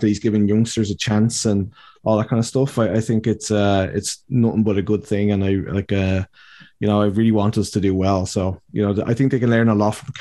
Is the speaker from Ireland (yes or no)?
yes; Ireland; our problem as Irish people